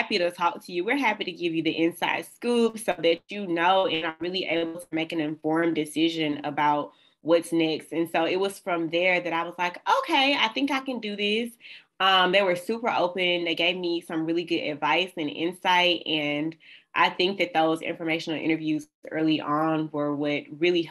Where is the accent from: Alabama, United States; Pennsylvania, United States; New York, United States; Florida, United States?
Alabama, United States; Birmingham; moved away as an adult; now in Michigan, United States; I'm from the South, y'all. I was raised in Birmingham, Alabama.